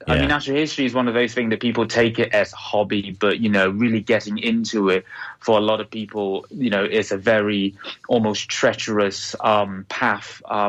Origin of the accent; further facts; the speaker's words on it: Beijing, China; born there; also born or lived in Hong Kong; I was born in Beijing, so, you know, relatively speaking, is very crowded city, even, you know, back 32 years ago. And then I moved to Hong Kong.